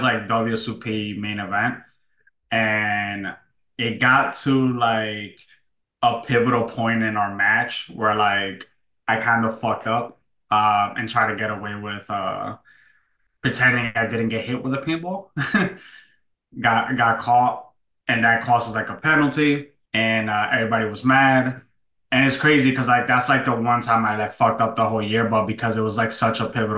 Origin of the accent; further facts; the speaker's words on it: New York, United States; moved away; I was born and raised in New York